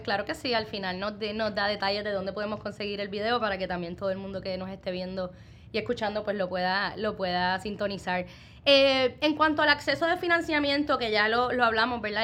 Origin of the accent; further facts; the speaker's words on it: Puerto Rico; como puertorriqueños nos destacamos en muchos ámbitos